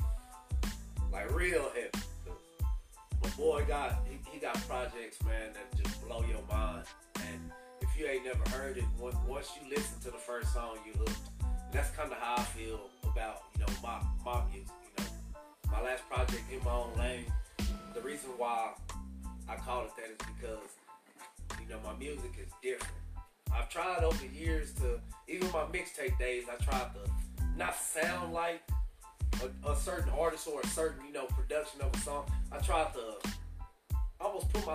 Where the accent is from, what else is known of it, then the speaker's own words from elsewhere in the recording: Lubbock, Texas, United States; If I didn't tell you I was from Lubbock, Texas, you wouldn't know I was from Texas